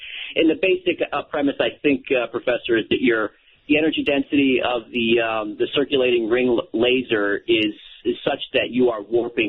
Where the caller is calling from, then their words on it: San Diego, California, United States; I'm calling from San Diego, California.